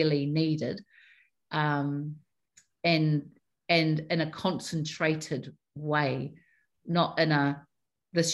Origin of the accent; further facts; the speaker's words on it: Taranaki, New Zealand; I know I'm from Taranaki.